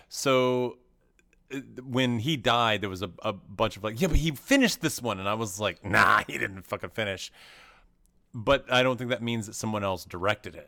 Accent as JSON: {"language": "English", "town": "Knoxville", "region": "Tennessee", "country": "United States", "tie": "born or raised there", "moved": "yes", "said": "I grew up in Knoxville, Tennessee"}